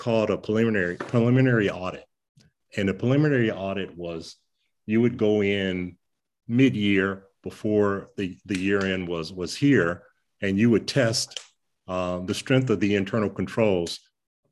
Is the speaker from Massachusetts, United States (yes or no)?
no; Detroit, Michigan, United States; Growing up in Detroit, in a city where we had three of the Fortune 10 companies at that time